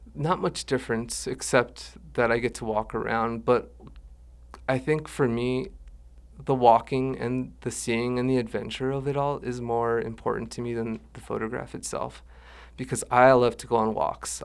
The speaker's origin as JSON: {"language": "English", "town": "Dulce", "region": "New Mexico", "country": "United States", "tie": "born or raised there", "also_born_or_lived": "Santa Fe, New Mexico / Jemez Pueblo, New Mexico", "said": "we moved up to Dulce, where I lived for about twenty-four years."}